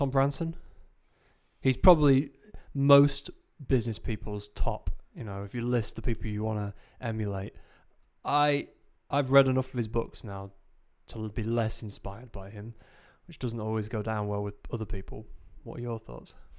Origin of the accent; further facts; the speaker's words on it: Grimsby, Yorkshire and the Humber, United Kingdom; I'm from Grimsby